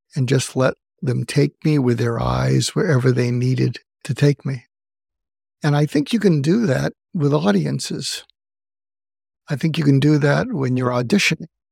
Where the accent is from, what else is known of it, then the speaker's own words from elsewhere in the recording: outside of Boston, Massachusetts, United States; moved away as an adult; also born or lived in Los Angeles; I grew up outside of Boston.